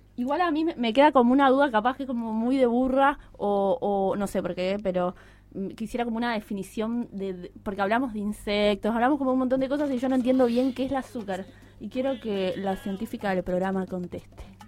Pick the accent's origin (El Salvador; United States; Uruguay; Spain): Uruguay